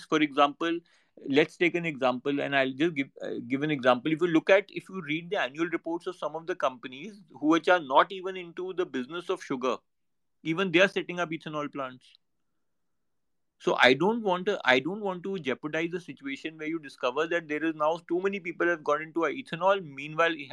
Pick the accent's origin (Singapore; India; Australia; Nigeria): India; I'm very proud as an Indian